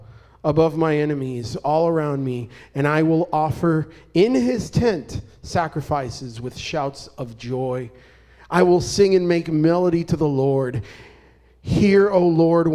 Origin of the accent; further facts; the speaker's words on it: Puerto Rico; moved away; also born or lived in Arizona; I'm originally from Puerto Rico.